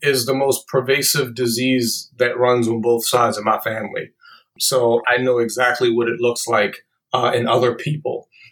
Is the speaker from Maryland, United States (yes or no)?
yes; Baltimore, Maryland, United States; I was born and raised in Baltimore